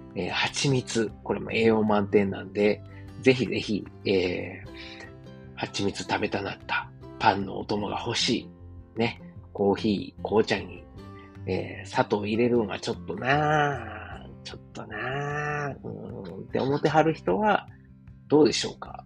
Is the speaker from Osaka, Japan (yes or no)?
yes; Osaka, Japan; moved away as an adult; now in Germany; 自分の実家であるですね、駒川、東屋、はい、親父とおかんがやってる、えー、大阪、駒川いうところでね